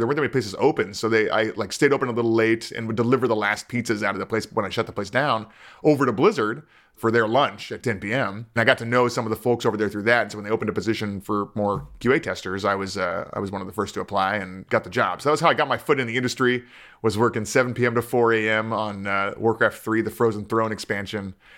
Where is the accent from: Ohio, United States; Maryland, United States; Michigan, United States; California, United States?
California, United States; Culver City; I grew up in Culver City.